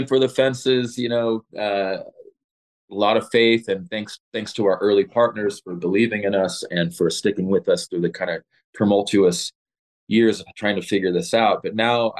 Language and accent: English; Los Angeles, California, United States; moved away as an adult; also born or lived in Lawndale, California / Torrance, California; now in Colorado, United States; I'm born and raised in Los Angeles